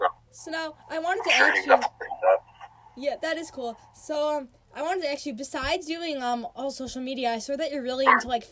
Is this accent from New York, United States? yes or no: yes; Long Island, New York, United States; I lived in Long Island my whole life